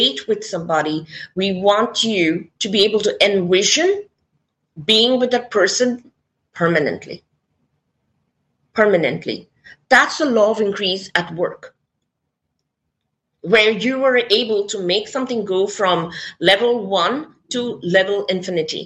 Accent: India; I come from India

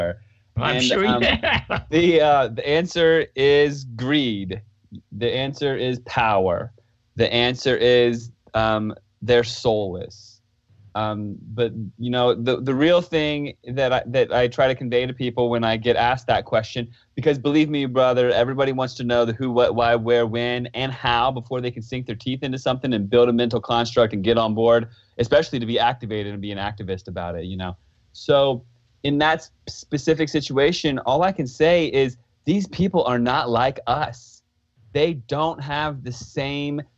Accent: United States; I grew up on the East Coast right outside of Washington, D.C.

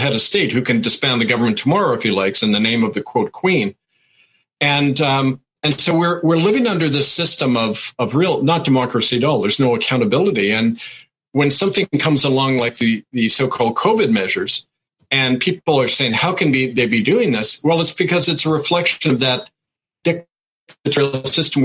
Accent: Winnipeg, Manitoba, Canada; I grew up in Winnipeg around a lot of Native people

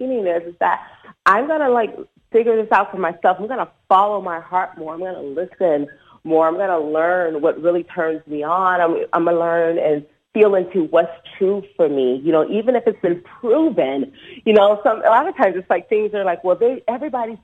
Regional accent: Detroit, Michigan, United States; moved away as an adult; also born or lived in Los Angeles; I'm originally from Detroit, and when I went back home after being in LA for 5 years

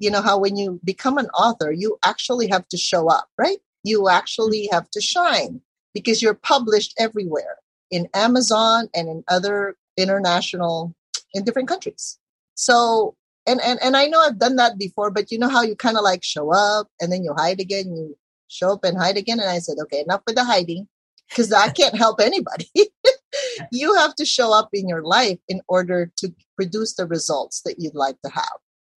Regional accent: Philippines; obviously I'm Filipina and we did not come from a family of entrepreneurs.

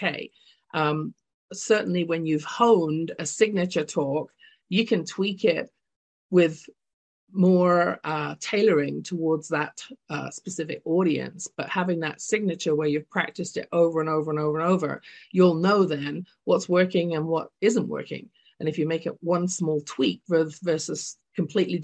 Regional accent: London, United Kingdom; now in Calgary, Canada; I'm originally from London, England. You can tell from my accent

